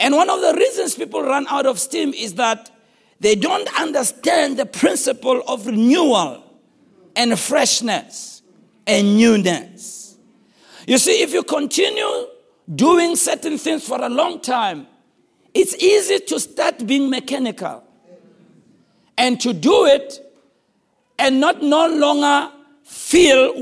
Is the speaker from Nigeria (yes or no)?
no; Soweto, Gauteng, South Africa; I was raised in Soweto.